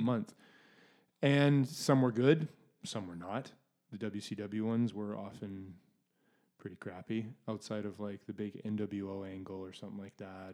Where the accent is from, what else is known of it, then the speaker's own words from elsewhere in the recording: Canada; being Canadian